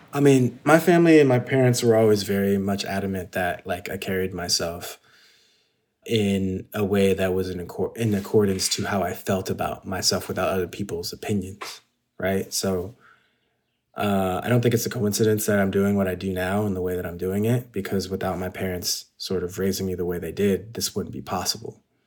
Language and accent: English; San Gabriel Valley, California, United States; also born or lived in Ladera Heights, Los Angeles; I grew up in the S G V, which is the San Gabriel Valley, which is basically China in America